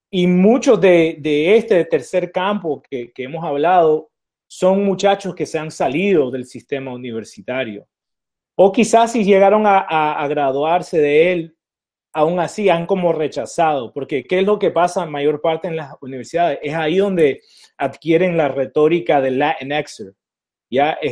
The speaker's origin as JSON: {"language": "Spanish", "country": "Nicaragua", "said": "Y esto nos informa del momento como hispanos en Estados Unidos, porque siendo nicaragüense, nosotros tenemos negros y tenemos blancos, ¿verdad?"}